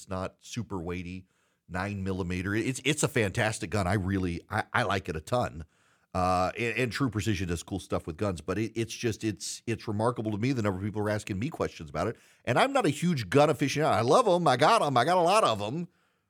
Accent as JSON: {"language": "English", "region": "the South", "country": "United States", "tie": "born or raised there", "said": "growing up in the South with people who, like, you're an anomaly if you don't know anything about guns."}